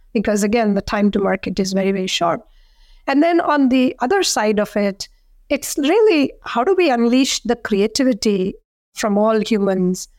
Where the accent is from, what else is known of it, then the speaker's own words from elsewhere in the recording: India; now in McLean, United States; growing up in India